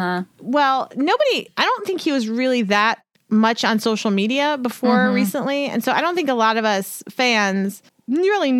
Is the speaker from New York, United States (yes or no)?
yes; Buffalo, New York, United States; I was born in Buffalo